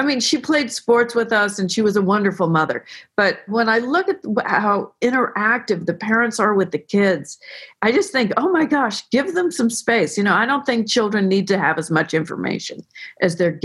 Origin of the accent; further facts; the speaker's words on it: Belvedere Tiburon, California, United States; I was raised in Belvedere, Tiburon with Anne Lamott, who was a childhood friend.